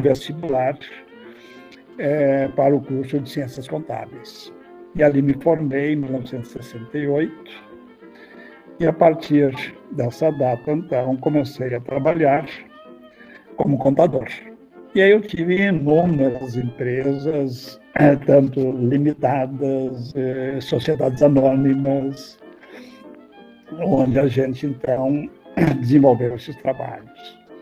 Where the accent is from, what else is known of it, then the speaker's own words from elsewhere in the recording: Estrela, Rio Grande do Sul, Brazil; also born or lived in Porto Alegre / Manaus; eu sou natural de Estrela, é, no centro do estado do Rio Grande do Sul. É, em 1960, eu me mudei para Porto Alegre